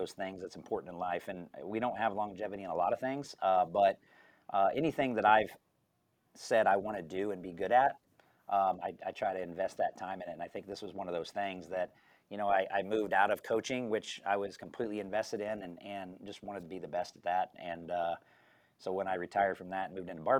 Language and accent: English; Topeka, Kansas, United States; now in Gardner, United States; I grew up in Topeka, Kansas